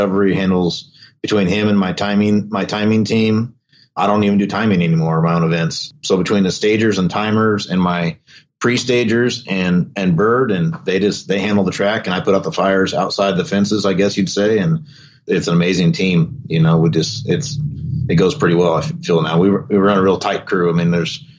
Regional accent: Folsom, California, United States; I grew up in Folsom and when we moved there, I mean, I was 3 years old

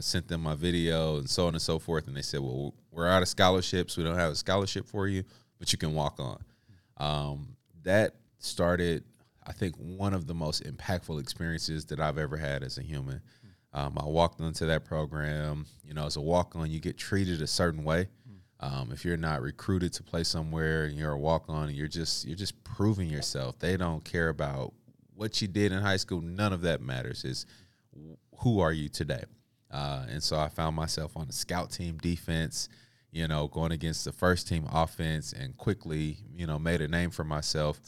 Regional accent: Kansas City, Missouri, United States; I grew up uh, on the east side of Kansas City early on.

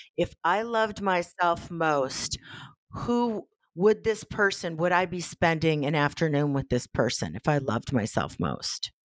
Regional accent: Midwest, United States; moved away as an adult; also born or lived in Los Angeles; we're from the Midwest

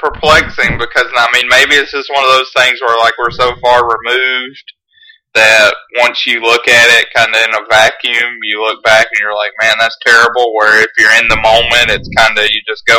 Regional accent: Georgia, United States; growing up in Georgia

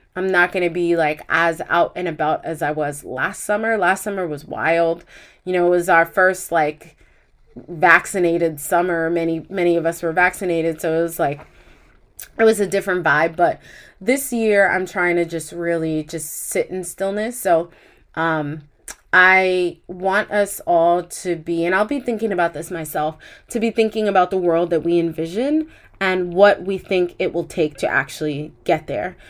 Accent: United States; As an American

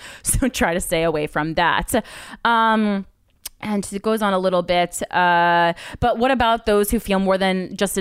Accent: New Jersey, United States; we're both from Jersey.

